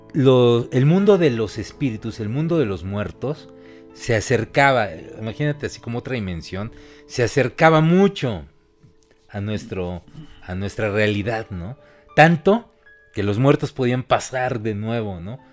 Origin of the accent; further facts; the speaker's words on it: Mexico; los mismos mexicanos de siempre